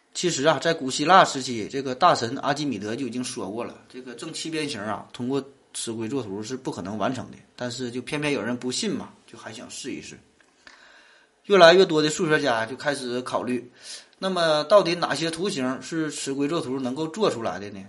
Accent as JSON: {"language": "Chinese", "region": "Northeast China", "country": "China", "tie": "born or raised there", "said": "我是生在东北，长在东北的，土生土长的东北人"}